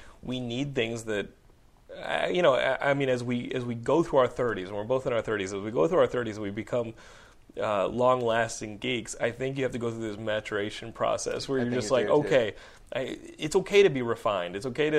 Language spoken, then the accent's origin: English; Austin, Texas, United States; In the 90s, when I was growing up in Austin, well, in high school, I would go to UT.